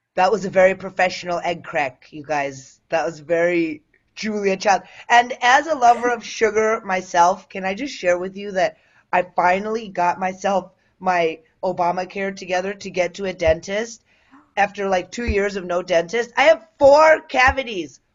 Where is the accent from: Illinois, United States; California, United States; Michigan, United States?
Illinois, United States; Willowbrook; I grew up in the southwest suburbs, like in Willowbrook